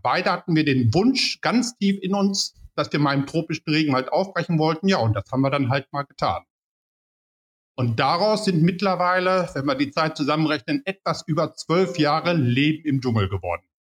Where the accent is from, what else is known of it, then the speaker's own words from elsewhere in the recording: Paderborn, North Rhine-Westphalia, Germany; ich komme aus Paderborn